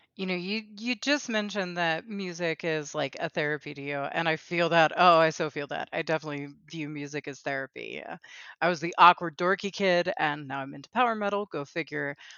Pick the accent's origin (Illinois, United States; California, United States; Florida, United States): Florida, United States; South; I grew up in South Florida, all over the Miami-Fort Lauderdale area, and I grew up speaking Spanish Inglés también